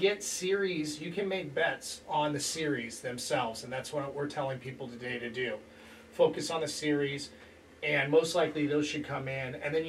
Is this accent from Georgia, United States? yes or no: no; San Diego, California, United States; I'm from San Diego